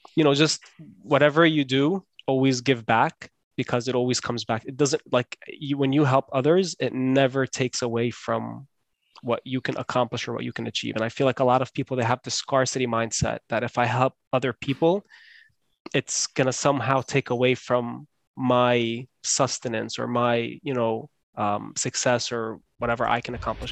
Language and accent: English; Scotch Plains, New Jersey, United States; I grew up in New Jersey.